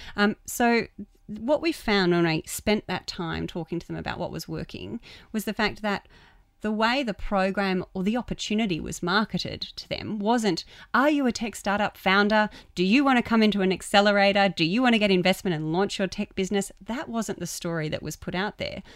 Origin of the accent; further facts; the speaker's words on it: Queensland, Australia; I'm from Queensland